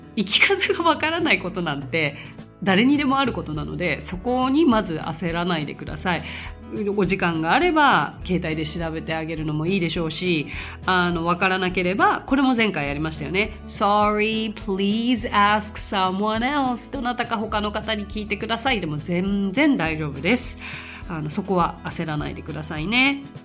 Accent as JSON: {"language": "Japanese", "region": "Tokyo", "country": "Japan", "tie": "born or raised there", "said": "私本当生まれも育ちももうめちゃくちゃ東京なんですよもう超シティガール"}